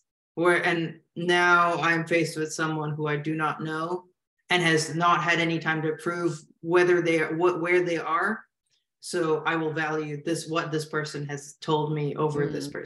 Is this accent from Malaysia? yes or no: yes; Malaysia; now in United States; when I was growing up in Malaysia